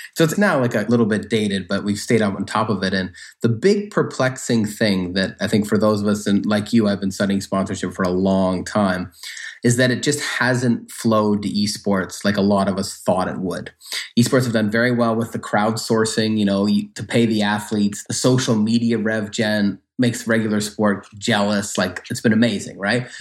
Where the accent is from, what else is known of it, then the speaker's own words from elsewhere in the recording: Lindsay, Ontario, Canada; also born or lived in Waterloo, Ontario; So I'm from Lindsay, Ontario. So people may know Lindsay is about an hour and a half northeast of Toronto. Grew up, it was kind of a farming town with some industry.